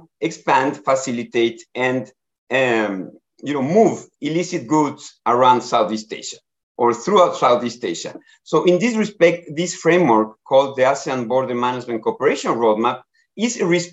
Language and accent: English; Ecuador; moved away as an adult; now in Bangkok, Thailand; I am from Ecuador, and I have been working many years in the areas of border governance and border management before in the Americas.